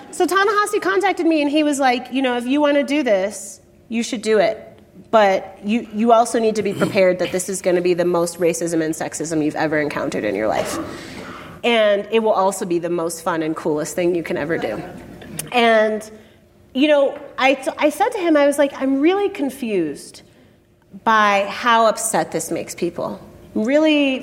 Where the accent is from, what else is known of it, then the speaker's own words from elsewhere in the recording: Chicago, Illinois, United States; When I was a kid growing up in Chicago